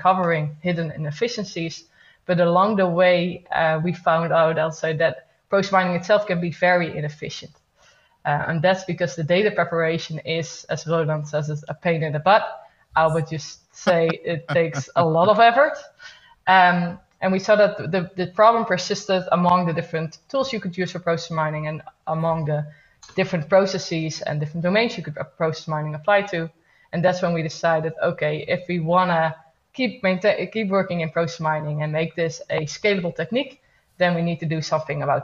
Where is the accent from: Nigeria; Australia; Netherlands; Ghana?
Netherlands; also born or lived in Eindhoven; I'm from the Netherlands, living in Eindhoven.